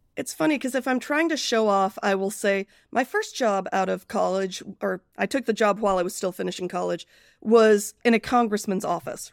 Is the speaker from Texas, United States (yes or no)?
no; Akron, Ohio, United States; also born or lived in Britain; I grew up mostly in Akron, Ohio